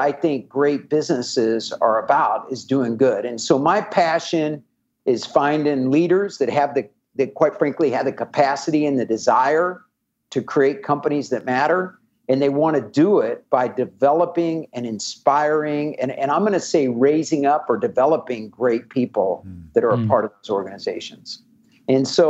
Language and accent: English; Kansas City, United States; moved away; I'm from Kansas City originally